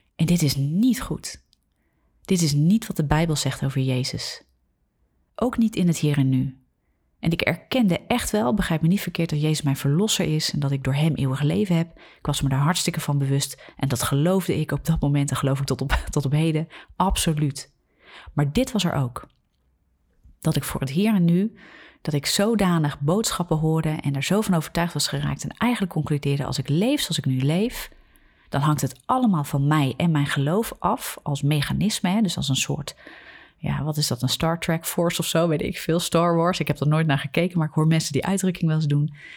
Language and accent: Dutch; Netherlands; We zijn als Nederlanders heel nuchter, heel redenerend